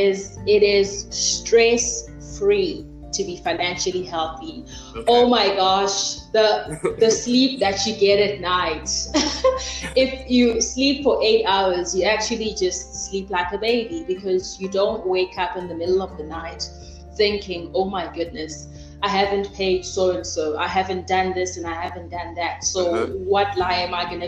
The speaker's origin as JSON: {"language": "English", "town": "Mthatha", "region": "Eastern Cape", "country": "South Africa", "tie": "born or raised there", "said": "I was born and bred in Mthatha"}